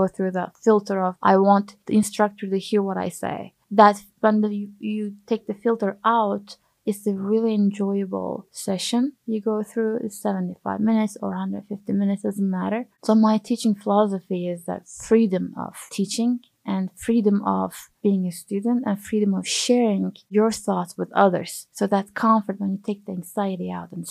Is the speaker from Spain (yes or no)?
no; Turkey; moved away as an adult; now in United States; I'm originally from Turkey.